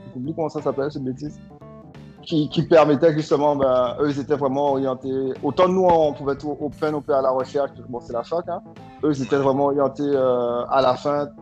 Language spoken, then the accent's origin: French; Guadeloupe; je viens de la Guadeloupe petite île euh, française dans la Caribéenne